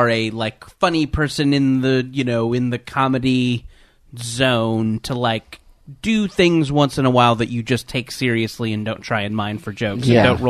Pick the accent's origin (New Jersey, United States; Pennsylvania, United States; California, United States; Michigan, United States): California, United States; Mission Viejo; I grew up in Mission Viejo.